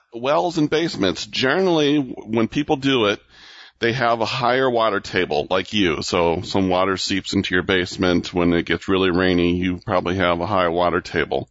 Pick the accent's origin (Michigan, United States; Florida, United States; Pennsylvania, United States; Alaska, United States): Michigan, United States; Michigan, my home state